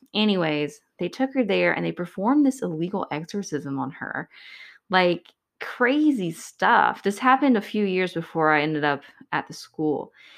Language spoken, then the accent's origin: English; Georgia, United States; I'm from Georgia